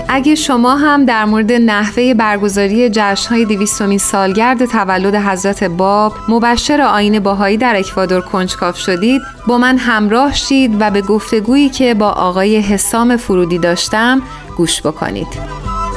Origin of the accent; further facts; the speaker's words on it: Iran; now in United States; من در اصل از ایران اومدم و نه از آمریکا